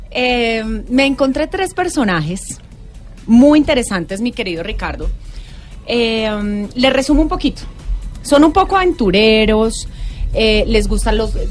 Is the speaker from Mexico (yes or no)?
no; Colombia; y como somos colombianos dejamos la inscripción para la última.